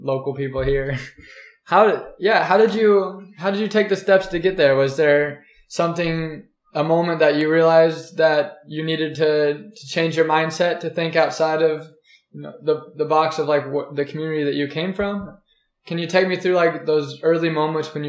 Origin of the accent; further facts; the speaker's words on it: Kansas, United States; we're both from Kansas